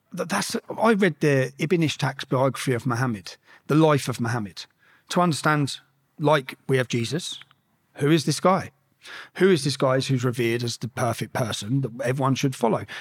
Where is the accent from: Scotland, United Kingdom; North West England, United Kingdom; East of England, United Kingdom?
East of England, United Kingdom; Luton; growing up in Luton